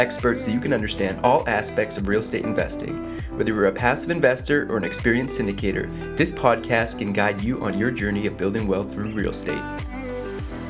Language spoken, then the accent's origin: English; Canada; I'm a Canadian myself